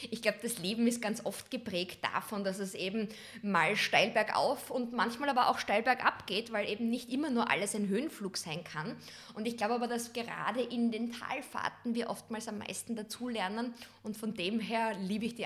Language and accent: German; Western Styria, Austria; aus einem ganz kleinen Ort, der nennt sich Steins in der Weststeiermark. Das ist eine 2000 Seelengemeinde, also wirklich so, wo du sagst Dorfcharakter, wo jeder noch jeden kennt.